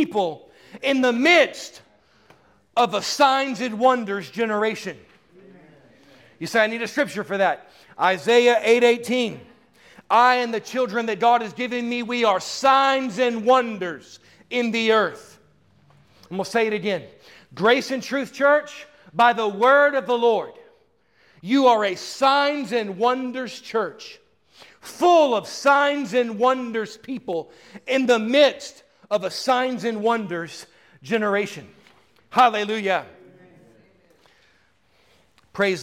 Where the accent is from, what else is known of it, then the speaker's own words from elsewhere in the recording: Houston, Texas, United States; moved away as an adult; also born or lived in Dallas, Texas; now in Tampa, United States; I'm from Tampa. I was raised in Houston, right? I lived in Dallas for 20 years